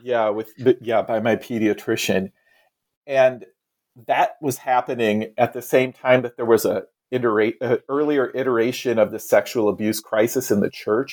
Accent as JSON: {"language": "English", "region": "Iowa", "country": "United States", "tie": "born or raised there", "moved": "yes", "lives_now": "Salem, United States", "said": "I grew up in Iowa on the Mississippi River, so north of the South"}